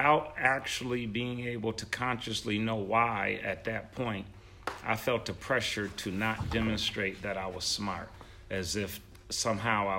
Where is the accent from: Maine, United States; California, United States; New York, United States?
New York, United States; Buffalo; I'm from Buffalo